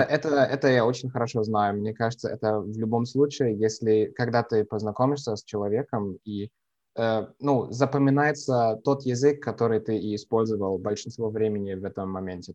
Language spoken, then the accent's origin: Russian; Düsseldorf, North Rhine-Westphalia, Germany; Russian is a second language; moved away as an adult; now in Bavaria, Germany; я родился в, эм, в Северной Германии, в малень, маленьком городе, ну, для русских стандартов, маленьком городе Дюссельдорфе